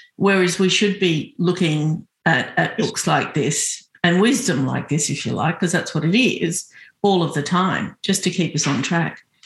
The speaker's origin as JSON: {"language": "English", "town": "Sydney", "region": "New South Wales", "country": "Australia", "tie": "born or raised there", "said": "I was born in Sydney, I was born here, but I was always yearning to go back"}